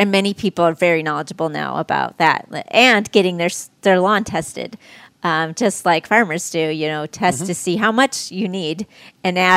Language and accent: English; Leesburg, Indiana, United States; So I'm from here. I grew up in Leesburg.